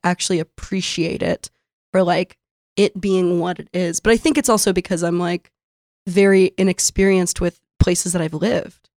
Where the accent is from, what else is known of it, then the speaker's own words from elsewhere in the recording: San Diego, California, United States; moved away as an adult; now in Brooklyn, United States; I grew up in San Diego